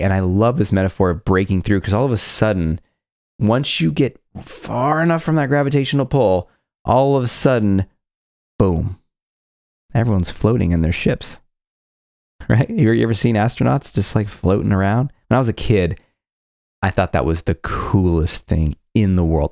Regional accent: California, United States; I grew up in California

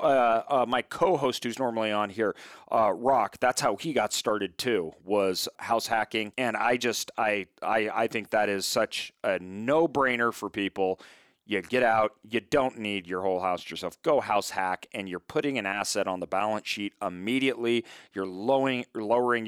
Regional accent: Idaho, United States; I'm from Idaho.

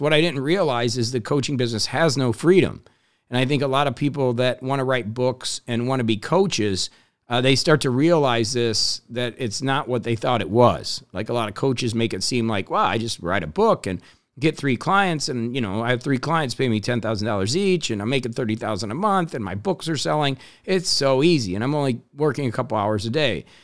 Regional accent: Indiana, United States; I grew up in Indiana

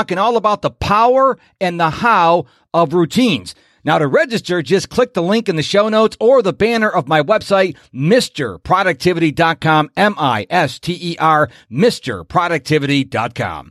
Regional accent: Rochester, New York, United States; moved away; my hometown of Rochester, New York

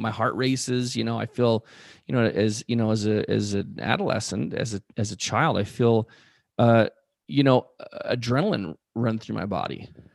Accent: Spokane, Washington, United States; where we grew up in Spokane

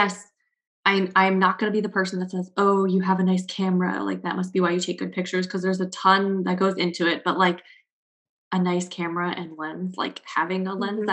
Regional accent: South Florida, United States; I am from South Florida

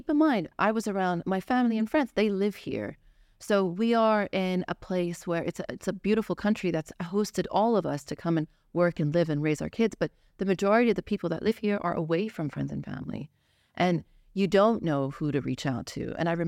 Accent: Dubai, United Arab Emirates; also born or lived in Iraq; So I am Iraqi born. I grew up here in Dubai. So my family's been here for about 29 years.

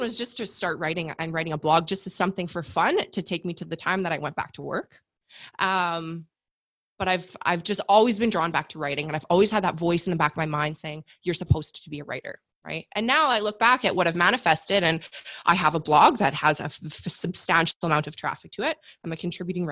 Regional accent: Canada; I'm Canadian. So I got a year of maternity leave with my first son

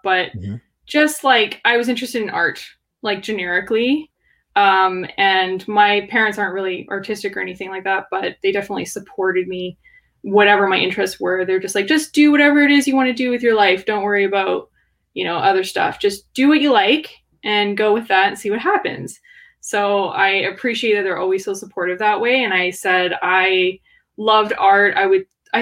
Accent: Canada; also born or lived in Kelowna, British Columbia; I'm born and raised in Canada, living in BC, Kelowna.

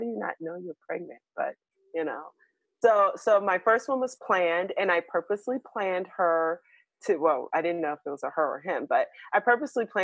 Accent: New York City, New York, United States; I was born in New York City, in Harlem.

